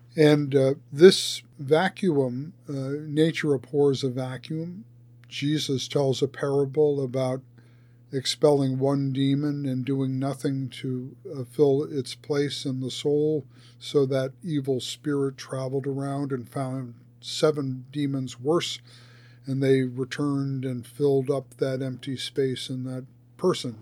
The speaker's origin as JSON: {"language": "English", "country": "United States", "said": "as an American citizen"}